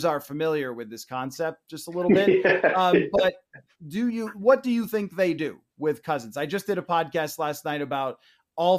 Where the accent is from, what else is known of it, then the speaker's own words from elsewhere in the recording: Buffalo, New York, United States; moved away as an adult; now in Minneapolis, United States; going back to my hometown in Buffalo